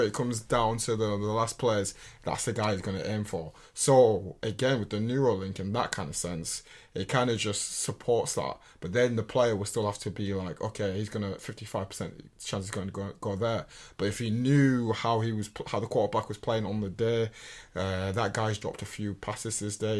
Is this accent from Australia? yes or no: no; England, United Kingdom; we're English